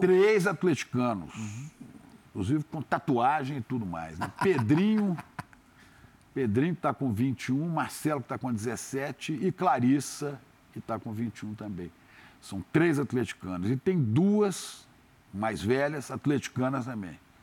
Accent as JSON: {"language": "Portuguese", "town": "Belo Horizonte", "region": "Minas Gerais", "country": "Brazil", "tie": "born or raised there", "also_born_or_lived": "Santa Maria, Rio Grande do Sul", "moved": "yes", "lives_now": "Rio de Janeiro, Brazil", "said": "quando eu era pequeno, lá em Belo Horizonte, a gente, quando era menino pequeno lá em BH"}